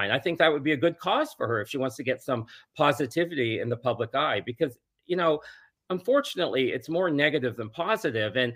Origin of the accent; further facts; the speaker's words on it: Toronto, Ontario, Canada; because I'm from Toronto and I have a place still there, probably five blocks from her.